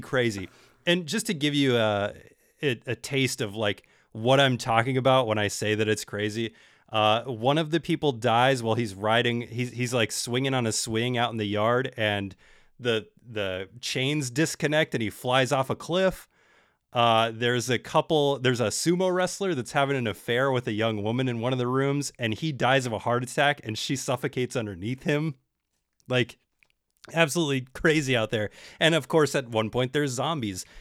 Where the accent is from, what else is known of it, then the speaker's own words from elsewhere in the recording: Bay Area, California, United States; I'm from the Bay Area